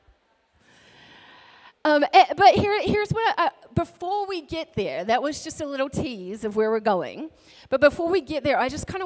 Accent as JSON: {"language": "English", "country": "New Zealand", "tie": "born or raised there", "moved": "yes", "lives_now": "Alaska, United States", "said": "So I grew up in New Zealand, but I live in Alaska."}